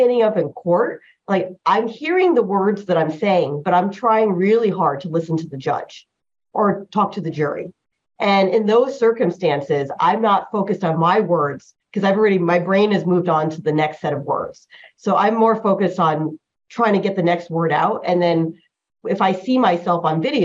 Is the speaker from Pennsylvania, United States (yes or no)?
no; born in New Jersey, United States; first language Chinese; English is a second language; I grew up in America.